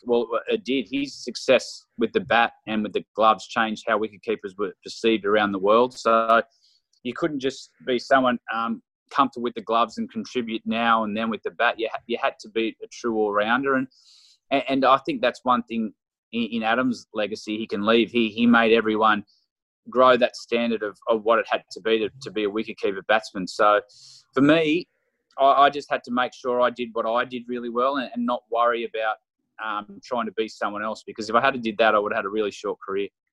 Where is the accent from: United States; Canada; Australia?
Australia; as an Australian cricketer, a Test cricketer